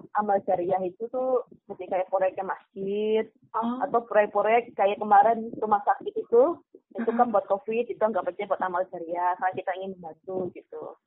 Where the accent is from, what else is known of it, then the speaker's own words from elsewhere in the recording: Kebumen, Central Java, Indonesia; now in Yogyakarta, Indonesia; Asal saya di Kebumen